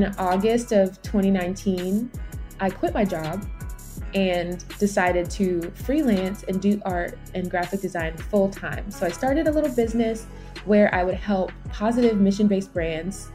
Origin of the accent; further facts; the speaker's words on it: Georgia, United States; also born or lived in Brooklyn, New York / Jamaica (parents); So I was born in Brooklyn and raised kind of in New York, but moved to Georgia at a young age, maybe around third grade